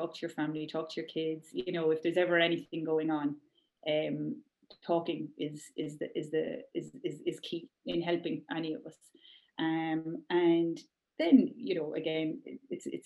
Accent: Ireland; we're Irish

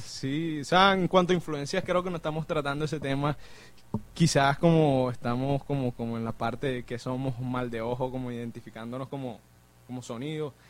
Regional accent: Barranquilla, Atlántico, Colombia; yo soy aquí de Barranquilla

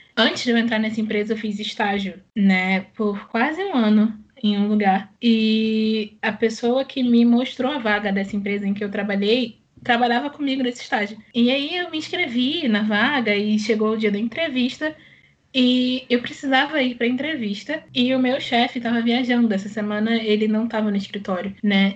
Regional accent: Rio de Janeiro, Brazil; eu sou do Rio de Janeiro

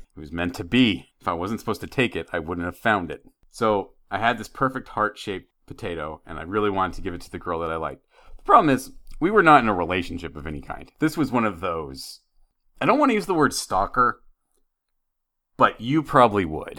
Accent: Idaho, United States; When I was growing up in Idaho

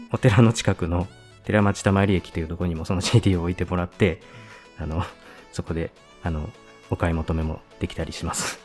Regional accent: Shibata, Niigata, Japan; born or raised there

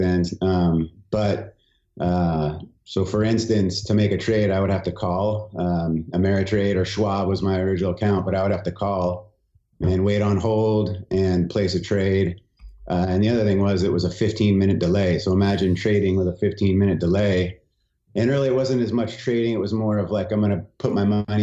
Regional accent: San Diego, California, United States; we grew up in San Diego is where I grew up

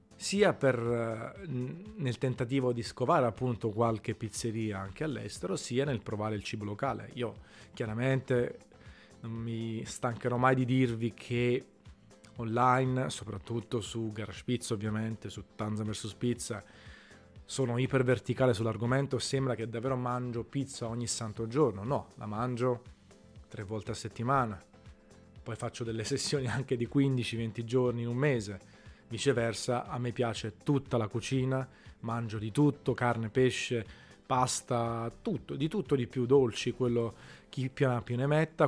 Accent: Naples, Campania, Italy; la pizza che mangiavo da piccolo a Napoli

